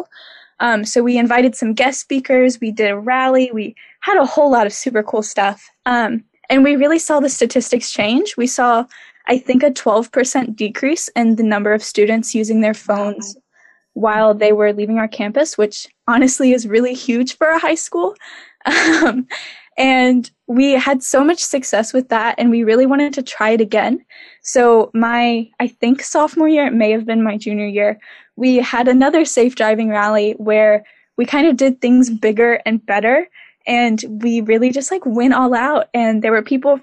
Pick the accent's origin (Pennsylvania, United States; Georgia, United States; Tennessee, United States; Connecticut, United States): Tennessee, United States; Clarksville; moved away as an adult; now in Waterville, United States; I'm from Clarksville, Tennessee, sort of like right outside of Nashville.